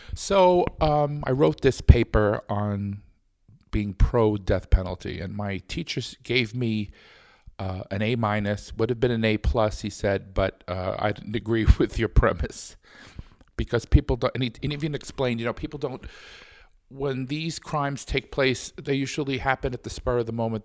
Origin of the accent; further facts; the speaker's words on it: New York City, New York, United States; I was born in New York City in Brooklyn, actually, um, in the early sixties